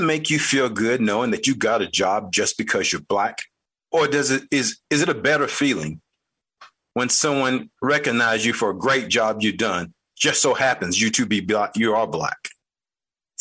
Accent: North Carolina, United States; I grew up in North Carolina.

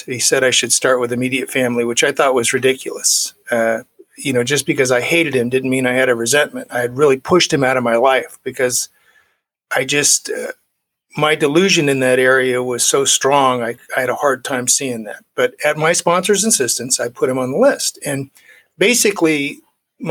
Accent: Las Vegas, Nevada, United States; also born or lived in Bangor, Maine / Rumford, Maine; now in California, United States; I grew up in Las Vegas, Nevada

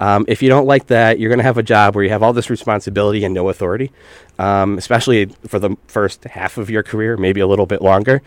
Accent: Pittsfield, Massachusetts, United States; I grew up Western Massachusetts, uh, okay. Pittsfield

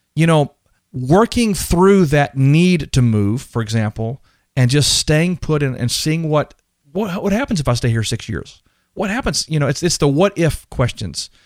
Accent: Texas, United States; I'm from Texas, so we wear cowboy boots and cowboy, uh, hats

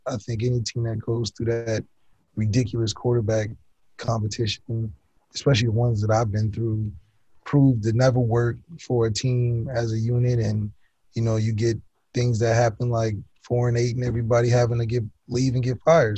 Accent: Ohio, United States; now in Los Angeles, United States; I'm from Ohio

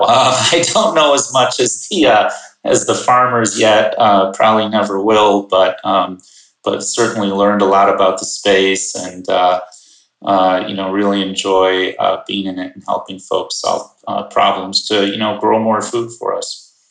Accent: Chicagoland suburbs, Illinois, United States; I grew up in the Chicagoland suburbs

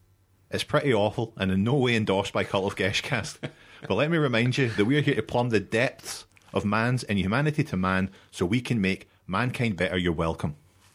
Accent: Coatbridge, Scotland, United Kingdom; Coatbridge, you know, my hometown.

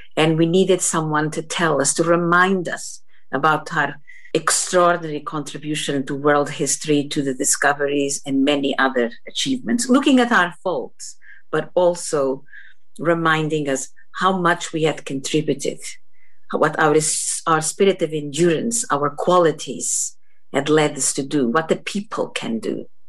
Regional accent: Portugal; moved away as an adult; now in Scotland, United Kingdom; I come from Portugal

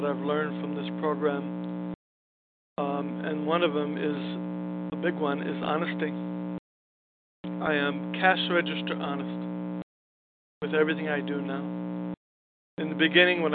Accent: New York City, New York, United States; now in Los Angeles, United States; I'm originally from Brooklyn, New York, born and raised

